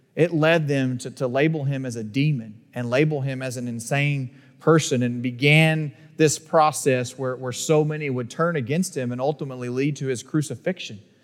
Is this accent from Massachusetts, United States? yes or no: no; Northeast Texas, United States; growing up in Northeast Texas